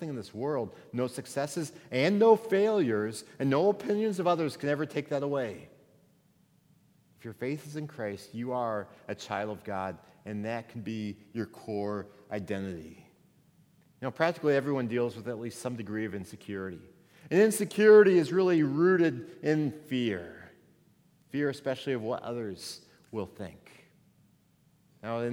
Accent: Missouri, United States; moved away as an adult; also born or lived in Minnesota; I moved from Missouri, where I grew up to Minnesota, 8 hours away from my home.

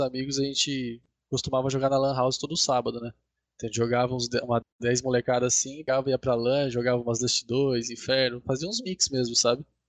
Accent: Sorocaba, São Paulo, Brazil; eu sou de Sorocaba também

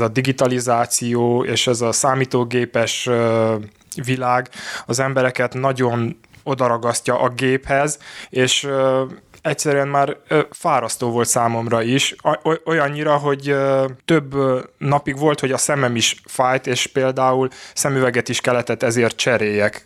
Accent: Oradea, Bihor County, Romania; Én Nagyváradon születtem, itt is élek

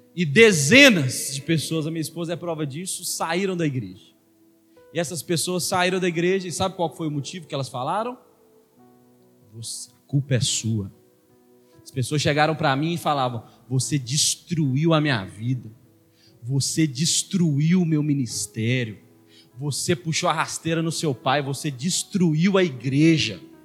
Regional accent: Belo Horizonte, Minas Gerais, Brazil; sou de Venda Nova, rapaz. Lá no meu bairro é puxa faca

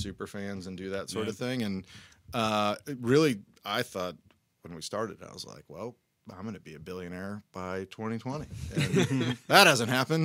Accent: Cincinnati, Ohio, United States; moved away as an adult; now in Nashville, United States; I'm from Cincinnati originally

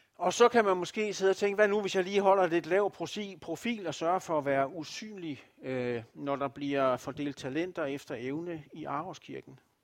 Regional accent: Denmark; som danskere

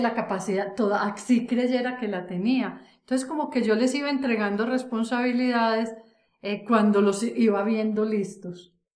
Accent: Antioquia, Colombia; una mujer adulta como soy yo, antioqueña, eh, de familia tradicional, donde en esta tierra paisa

